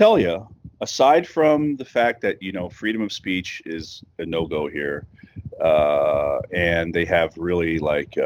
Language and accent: English; southern New Mexico, United States; moved away as an adult; That's where I'm from New Mexico